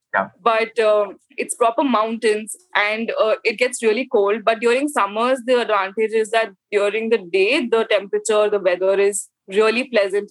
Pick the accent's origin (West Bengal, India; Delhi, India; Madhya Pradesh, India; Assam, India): Delhi, India; I am from North India. I'm from Delhi, born and brought up.